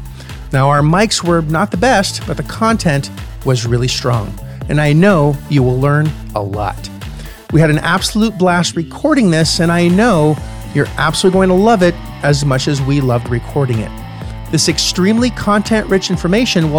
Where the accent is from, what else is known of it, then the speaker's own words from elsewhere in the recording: Canada; as Canadians